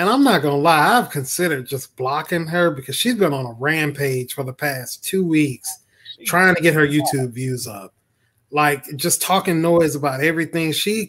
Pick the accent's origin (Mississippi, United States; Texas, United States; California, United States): Mississippi, United States; I'm from Mississippi